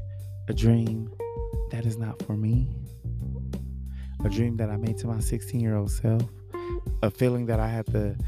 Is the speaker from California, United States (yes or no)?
yes; Los Angeles, California, United States; I'm from Watts, Los Angeles